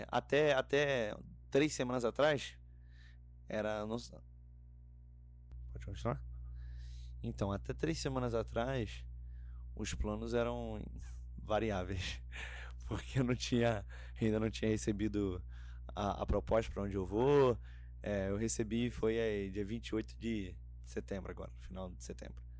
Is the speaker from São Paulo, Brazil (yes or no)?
no; Rio de Janeiro, Brazil; moved away as an adult; O Rio é é um estado maravilhoso ali onde eu cresci e tudo mais.